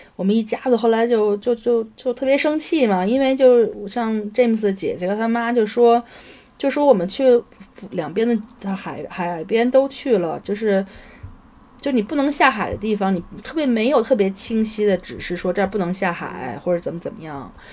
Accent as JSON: {"language": "Chinese", "region": "Beijing", "country": "China", "tie": "born or raised there", "said": "原来小时候在北京看见的"}